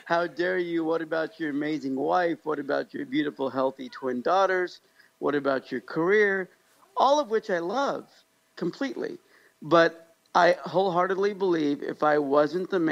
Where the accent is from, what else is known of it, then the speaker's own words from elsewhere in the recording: Kansas, United States; also born or lived in Pakistan; a barely 5'4", slightly disabled Pakistani guy that grew up in Kansas